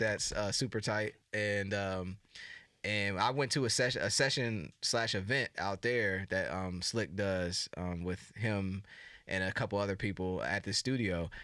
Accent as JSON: {"language": "English", "country": "United States", "accent": "American", "said": "whole American thing going with my accent"}